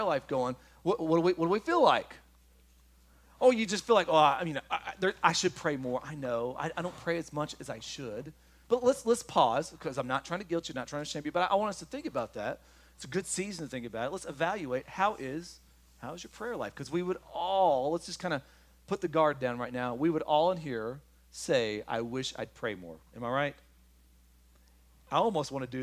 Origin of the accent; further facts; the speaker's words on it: Kentucky, United States; I'm from Kentucky.